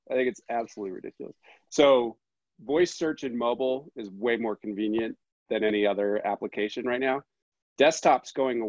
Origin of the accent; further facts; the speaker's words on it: Boston, Massachusetts, United States; now in Park City, United States; I'm from the Boston area.